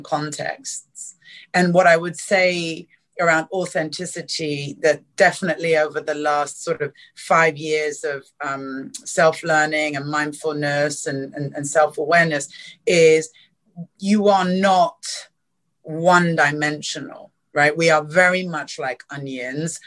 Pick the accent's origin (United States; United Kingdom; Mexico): United Kingdom; London; moved away as an adult; also born or lived in East Africa; now in Singapore; I grew up in South London